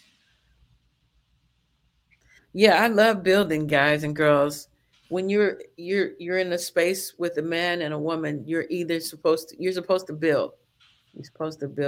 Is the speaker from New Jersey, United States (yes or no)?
no; Chicago, Illinois, United States; I'm from Chicago